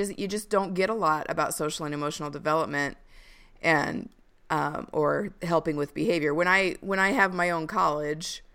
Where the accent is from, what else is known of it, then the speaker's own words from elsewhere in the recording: United States; as an American culture